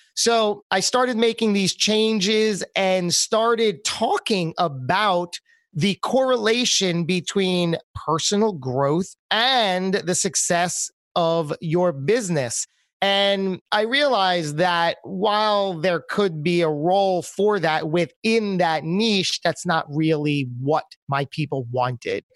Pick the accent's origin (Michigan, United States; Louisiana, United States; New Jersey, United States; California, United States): New Jersey, United States; moved away as an adult; also born or lived in New York City; my home state of New Jersey